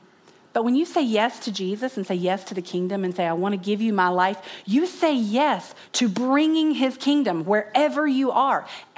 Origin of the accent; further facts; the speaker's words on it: North Carolina, United States; growing up in North Carolina in the 80s, 1983